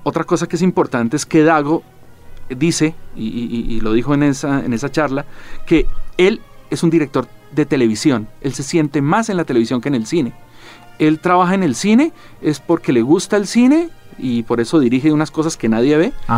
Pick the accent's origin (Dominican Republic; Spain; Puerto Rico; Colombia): Colombia; como colombiano